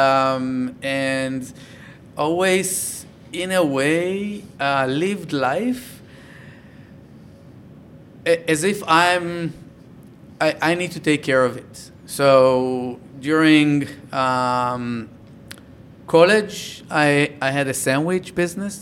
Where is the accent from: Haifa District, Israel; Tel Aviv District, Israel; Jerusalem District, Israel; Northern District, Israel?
Tel Aviv District, Israel; Tel Aviv; also born or lived in a moshav, Israel; I was raised in Tel Aviv.